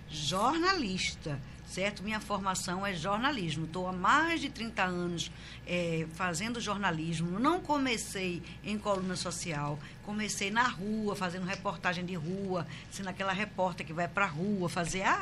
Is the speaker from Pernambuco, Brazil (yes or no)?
yes; Recife, Pernambuco, Brazil; Então eu nasci é, no Recife, sou recifense mesmo, de raiz. É, morei a minha vida toda, quer dizer, logo que eu nasci, eu nasci na Madalena, mas morei grande parte da minha vida na Boa Vista